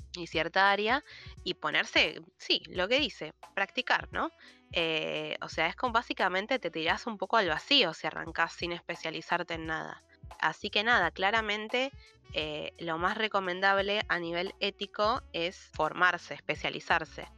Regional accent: Argentina

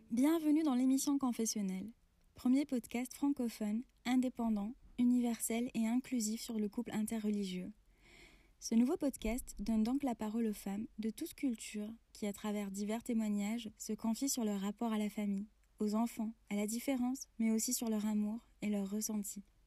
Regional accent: Oran, Oran Province, Algeria; Oran, ma ville natale

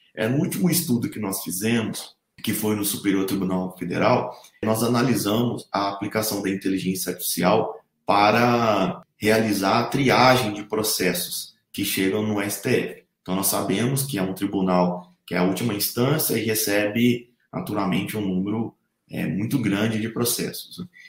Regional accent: Assis, São Paulo, Brazil; moved away as an adult; also born or lived in Santa Catarina / Lavras, Minas Gerais; now in Brasília, Brazil; Esse curso foi feito numa faculdade de tecnologia da minha cidade natal, Assis.

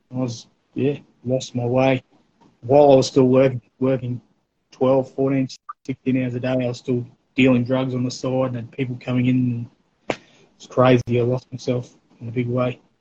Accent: North Stradbroke Island, Queensland, Australia; we eventually moved over there, probably around um, eleven, something like that. So all my teenage years and early uh, adulthood, I spent over there

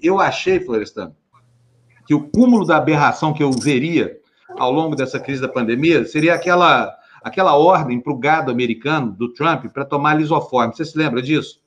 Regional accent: Uberlândia, Minas Gerais, Brazil

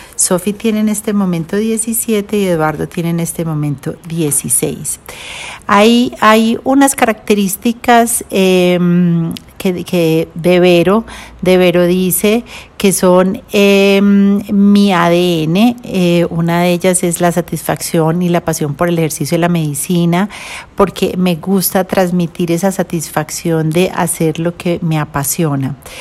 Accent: Medellín, Antioquia, Colombia; also born or lived in Cleveland, United States / Washington, D.C., United States; estuve hasta los tres años em, viviendo en Estados Unidos y ya me regresé para Colombia, donde estudié en, en Medellín, en el Colegio Pinares

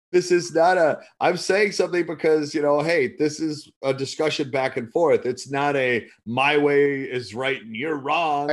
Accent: United States; as an American trying to do business when I was there

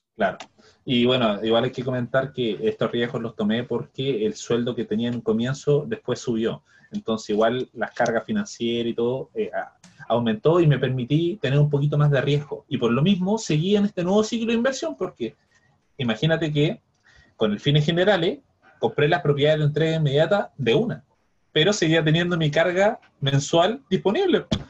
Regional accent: Viña del Mar, Valparaíso, Chile; now in Santiago, Chile; yo que vengo de Viña

